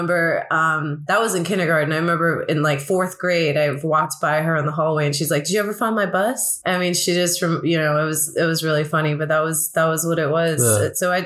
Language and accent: English; United States; English is a second language; also born or lived in India; I did come to America very young. I was pretty much raised here.